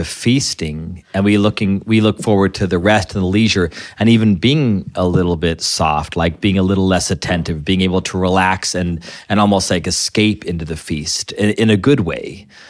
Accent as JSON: {"language": "English", "country": "Ireland", "said": "drinking makes us fight. I'm Irish. I know that's how this works, right?"}